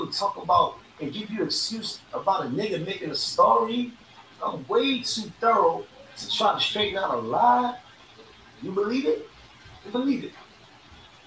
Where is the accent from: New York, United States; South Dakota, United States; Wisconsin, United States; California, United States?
New York, United States; New York City; I think I'm from Bedford Stuyvesant.